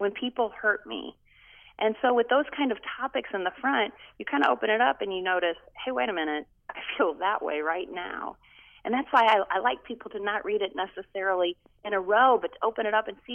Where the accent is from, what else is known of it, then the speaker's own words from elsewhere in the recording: United States; also born or lived in Canada; I was adopted in the U.S. by my stepdad when I was 3